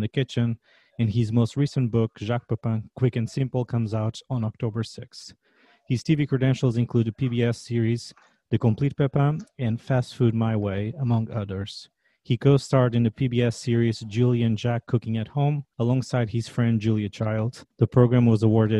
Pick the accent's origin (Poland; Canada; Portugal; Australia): Portugal; moved away as an adult; now in Washington, D.C., United States; I'm originally from Portugal, and I've been living in Washington, D.C. for the last 9 years.